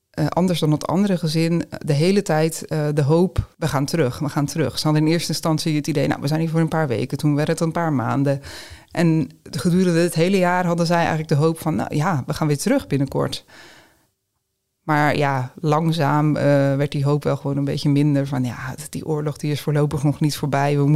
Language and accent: Dutch; Ukraine; now in Netherlands; tegelijkertijd mis ik gewoon heel erg mijn familie en, en ehm, ja, Oekraïne zal altijd mijn, eh, mijn thuisland blijven.